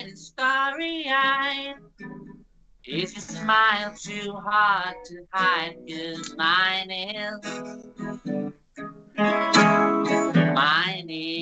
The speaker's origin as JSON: {"language": "English", "area": "near Liverpool", "region": "North West England", "country": "United Kingdom", "said": "I'm from near Liverpool"}